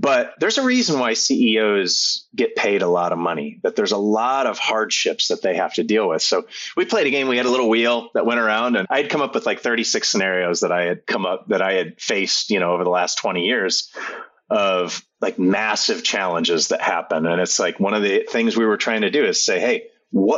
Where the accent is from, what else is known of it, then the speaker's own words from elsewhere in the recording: Fort Wayne, Indiana, United States; Fort Wayne, Indiana, which is my hometown